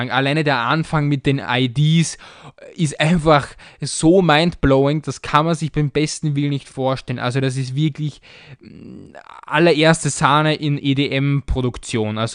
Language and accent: German; Austria; aber ich als Österreicher, ich denke mir da irgendwie nichts dabei.